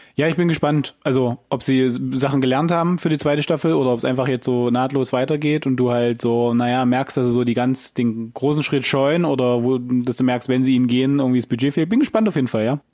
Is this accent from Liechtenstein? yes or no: no; Germany; wir als Deutsche